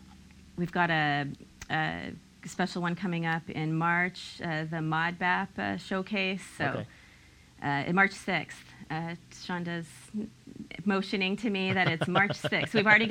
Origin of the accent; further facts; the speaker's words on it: Houston, Texas, United States; also born or lived in Montana; I grew up in Houston. I grew up partly in Montana. So I have a really varied background. Outside of Billings, Montana.